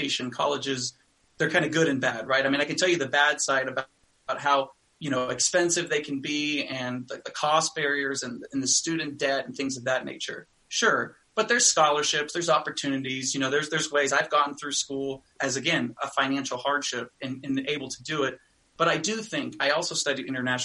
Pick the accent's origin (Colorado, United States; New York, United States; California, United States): California, United States; I grew up in California